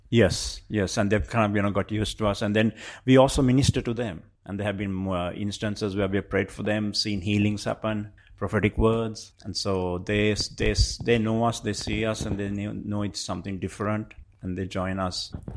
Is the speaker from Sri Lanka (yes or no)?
yes; Sri Lanka; moved away as an adult; also born or lived in Colombo, Sri Lanka; now in London, United Kingdom; I come from Sri Lanka.